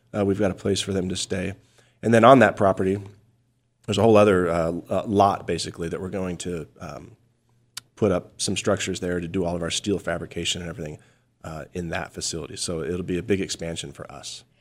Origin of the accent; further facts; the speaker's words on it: Payson, Arizona, United States; I grew up just a little bit north of Payson